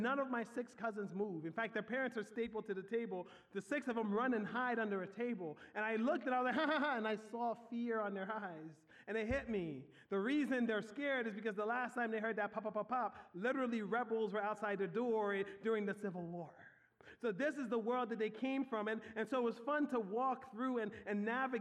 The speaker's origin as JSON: {"language": "English", "town": "Philadelphia", "region": "Pennsylvania", "country": "United States", "tie": "born or raised there", "also_born_or_lived": "Liberia", "said": "In my teenage years, I grew up in Southwest Philly"}